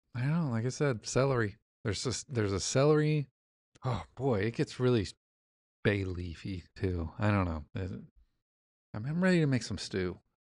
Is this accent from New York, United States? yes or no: no; Indiana, United States; I'm from Indiana.